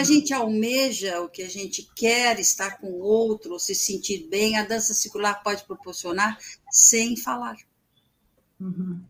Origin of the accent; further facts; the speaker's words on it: Brazil; eu sou do Brasil